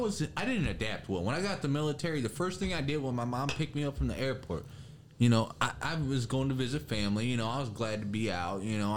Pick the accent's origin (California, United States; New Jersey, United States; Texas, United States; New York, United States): Texas, United States; And I'm a Texan, so please believe